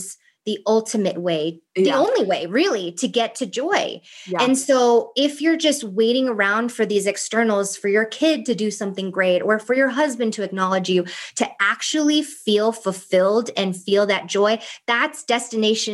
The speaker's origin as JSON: {"language": "English", "region": "East Coast", "country": "United States", "also_born_or_lived": "Thailand", "moved": "yes", "lives_now": "California, United States", "said": "I'm from the East Coast"}